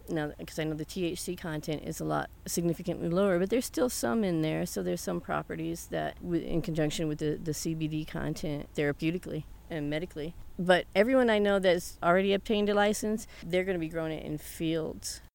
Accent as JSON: {"language": "English", "region": "the South", "country": "United States", "tie": "born or raised there", "moved": "yes", "lives_now": "Alcalde, United States", "said": "I was raised in the South"}